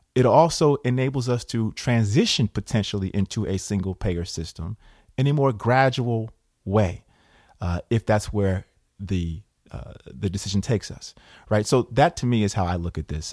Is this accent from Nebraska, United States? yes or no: no; Schenectady, New York, United States; A young kid growing up in Schenectady, working class roots